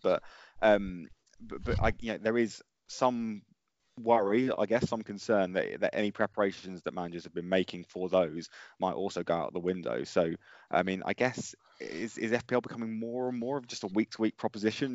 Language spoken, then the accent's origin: English; Colchester, East of England, United Kingdom; my hometown team are an E F L team